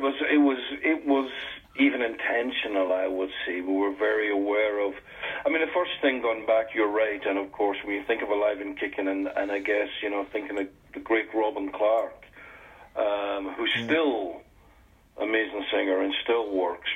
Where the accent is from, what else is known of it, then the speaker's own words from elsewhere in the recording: Scotland, United Kingdom; I'm a Scotsman